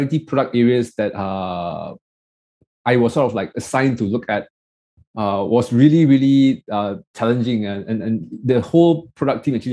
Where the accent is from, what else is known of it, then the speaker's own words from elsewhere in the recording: Malaysia; I'm this nobody from Malaysia that came